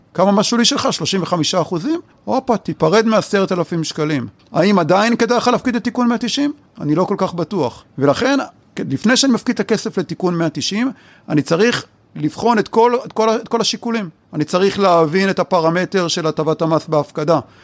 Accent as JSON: {"language": "Hebrew", "country": "Israel", "said": "אצלנו בישראל אנחנו אוהבים להישאר קרובים לבית"}